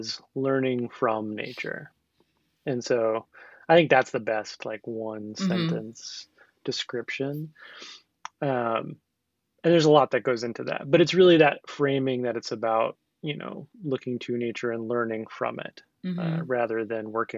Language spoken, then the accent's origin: English; the Northwest, Pacific Northwest, United States; growing up in the Northwest